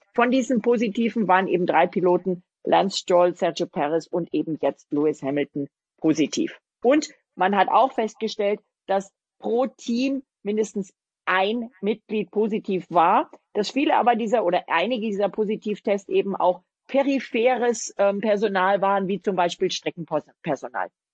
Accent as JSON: {"language": "German", "area": "a stone's throw from Abt", "region": "Bavaria", "country": "Germany", "tie": "born or raised there", "said": "die sind ja von meinem Heimatort mhm. quasi einen Steinwurf entfernt"}